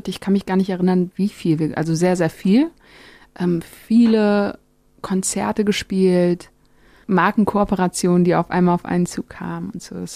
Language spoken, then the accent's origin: German; Germany; born there; Auch wenn meine Wurzeln irgendwie in Marokko liegen, bin ich ja in Deutschland geboren